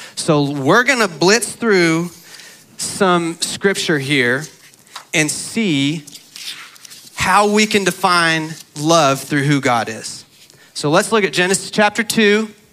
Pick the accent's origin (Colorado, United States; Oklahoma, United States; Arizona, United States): Arizona, United States; I grew up in Arizona